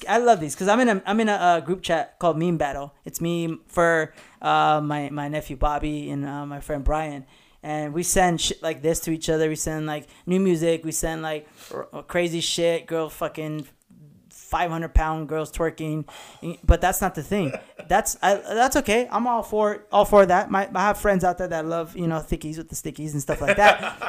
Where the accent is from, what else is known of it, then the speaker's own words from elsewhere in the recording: La Puente, California, United States; I grew up in La Puente